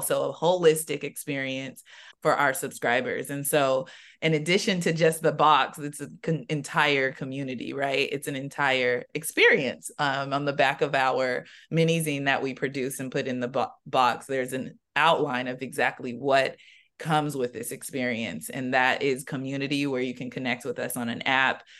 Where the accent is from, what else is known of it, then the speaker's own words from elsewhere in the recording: San Diego, California, United States; I'm from San Diego